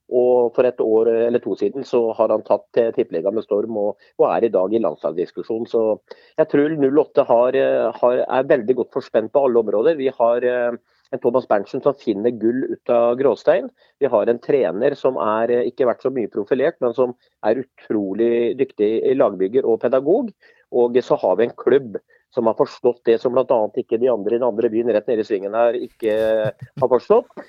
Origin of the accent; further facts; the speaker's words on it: Sarpsborg, Østfold, Norway; Men nå som sarping så mener jeg da at nå må Sarpsborg 08 ta konsekvensen av den matchen her.